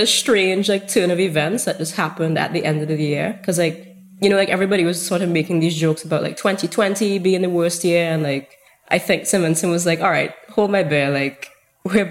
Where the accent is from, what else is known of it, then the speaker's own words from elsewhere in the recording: St. Vincent & Grenadines; a photographer from St. Vincent and the Grenadines.